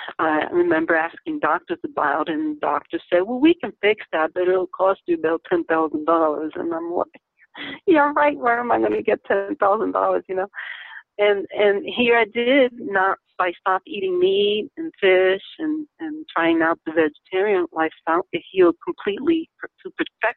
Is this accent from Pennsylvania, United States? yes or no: yes; Lancaster, Pennsylvania, United States; I remember growing up in Stevens Avenue, out in Lancaster, Pennsylvania